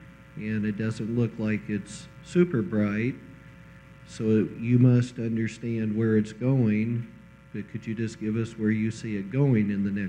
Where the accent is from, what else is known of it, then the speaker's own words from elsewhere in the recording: Kingsburg, California, United States; Good morning. … from Kingsburg, California